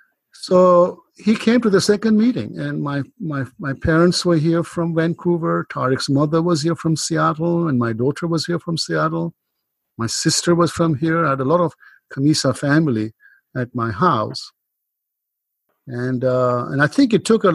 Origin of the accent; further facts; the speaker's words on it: Kenya; moved away as an adult; now in United States; I grew up in Kenya and emigrated to the US in my 20s